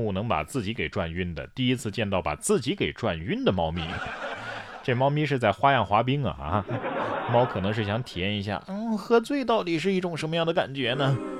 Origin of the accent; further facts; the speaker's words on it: Sichuan, China; 咱们四川人也不能啊